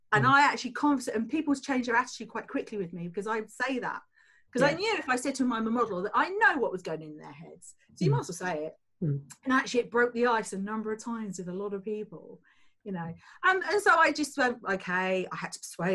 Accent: Tunbridge Wells, South East England, United Kingdom; I came from a council estate in Tunbridge Wells

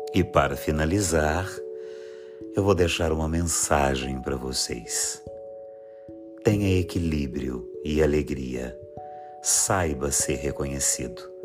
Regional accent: Ituiutaba, Minas Gerais, Brazil; sou da cidade de Tuiutaba, Minas Gerais

